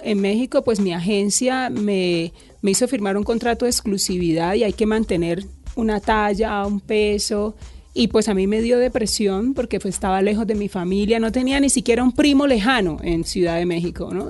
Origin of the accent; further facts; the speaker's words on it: Cúcuta, Norte de Santander, Colombia; yo me crié en Cúcuta